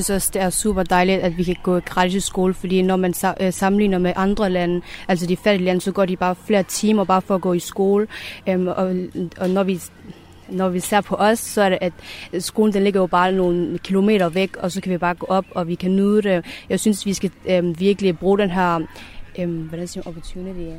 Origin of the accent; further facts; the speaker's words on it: Denmark; jeg er jo født og opvokset i Danmark, men jeg, mine forældres rødder og min, min egen rødder, de er et andet sted, og det er Afghanistan.